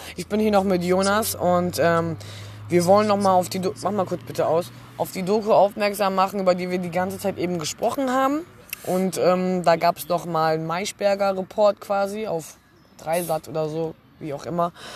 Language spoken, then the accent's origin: German; Germany; in Deutschland, dem Land, wo ich geboren bin